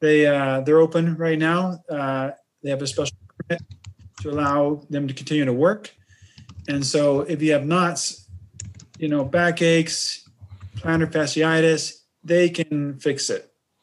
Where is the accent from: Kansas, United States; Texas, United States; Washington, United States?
Texas, United States; I grew up in Texas